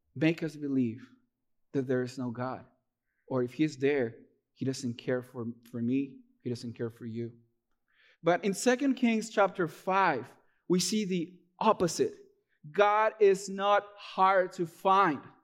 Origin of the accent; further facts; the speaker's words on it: Peru; moved away as an adult; now in United States; I'm originally from Peru. Uh, I moved here to the U S in, back in twenty fourteen.